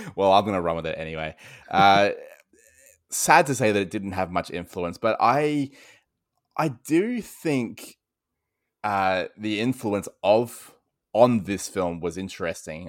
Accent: Australia; accent: Australian; I'm sure people can hear that I am Australian

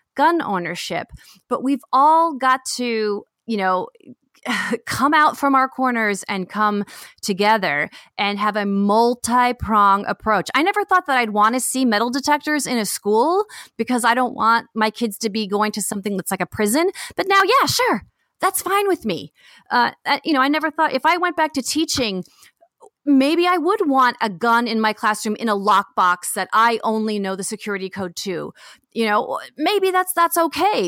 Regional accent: Bay Area, California, United States; moved away; I'm from the Bay Area

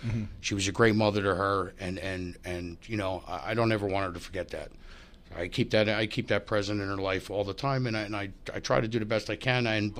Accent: Tucson, Arizona, United States; born there; Yeah, I'm adopted. Yeah, I was born in Tucson, Arizona.

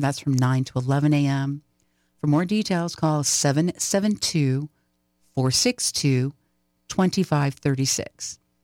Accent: Pennsylvania, United States; now in Florida, United States; I grew up in Pennsylvania

